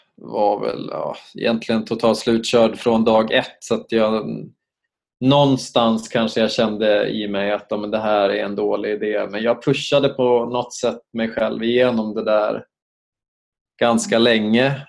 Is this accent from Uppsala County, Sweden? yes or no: yes; Uppsala, Uppsala County, Sweden; moved away as an adult; also born or lived in Stockholm; jag kom ju från Uppsala så att jag bestämde mig till slut för att inte återvända till Uppsala